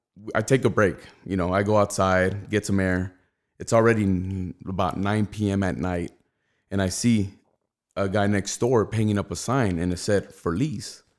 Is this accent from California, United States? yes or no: yes; Rialto, California, United States; I grew up in the south of Rialto